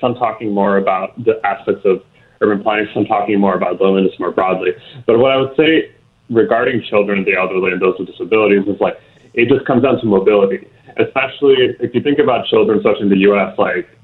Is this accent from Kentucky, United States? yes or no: no; Houston, Texas, United States; I'm from Houston, born and raised here